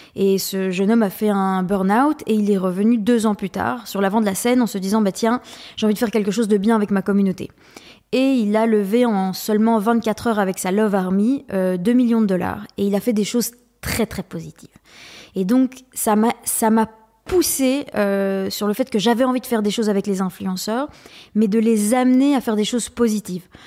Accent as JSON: {"language": "French", "country": "Belgium", "said": "j'ai fait euh, l'équivalent de l'HEC euh, mais en Belgique. Je suis belge"}